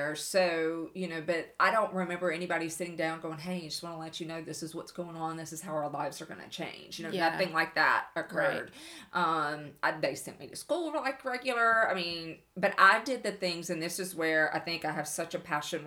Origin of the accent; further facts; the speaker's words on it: Bossier City, Louisiana, United States; I was born here in Bossier City